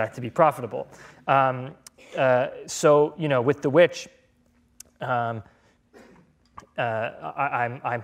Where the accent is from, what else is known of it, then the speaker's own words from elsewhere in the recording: New England, United States; it'll probably have to take place in New England because that's where I'm from